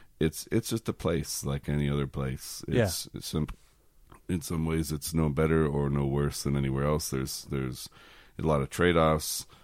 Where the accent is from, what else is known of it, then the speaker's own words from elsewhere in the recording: Strathcona County, Alberta, Canada; now in Edmonton, Canada; I was born here. We moved out to the country when I was about 5 or 6, and then to Strathcona County, which is about east.